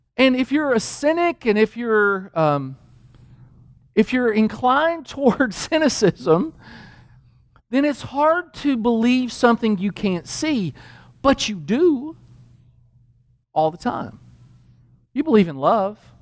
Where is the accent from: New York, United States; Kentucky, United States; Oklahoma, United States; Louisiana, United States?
Kentucky, United States; Danville; moved away; also born or lived in New Mexico; I grew up in Kentucky.